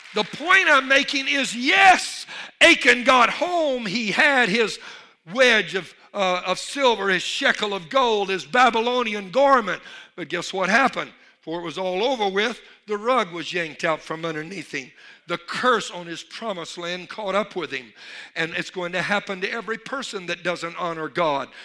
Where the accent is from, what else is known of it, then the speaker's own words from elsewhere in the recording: Louisiana, United States; I'm from Louisiana